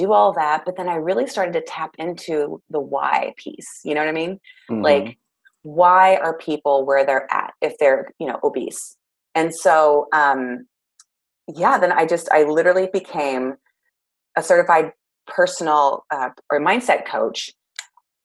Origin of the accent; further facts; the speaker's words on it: Clovis, California, United States; now in Goleta, United States; I am from Clovis, California. So it's very much the valley part of California